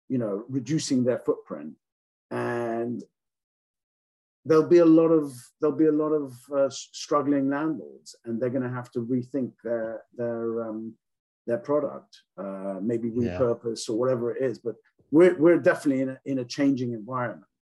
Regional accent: England, United Kingdom; now in United States; I grew up in England. I'm not from New Zealand.

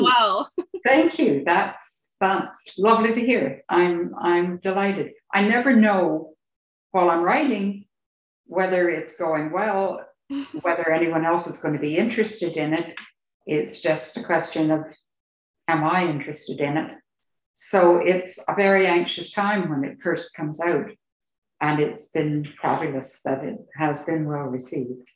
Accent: Canada; moved away as an adult; now in United Kingdom; I'm Canadian and that's still home.

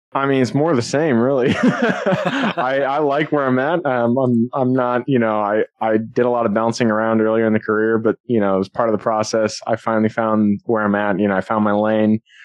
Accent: Seattle, Washington, United States; I'm from Seattle.

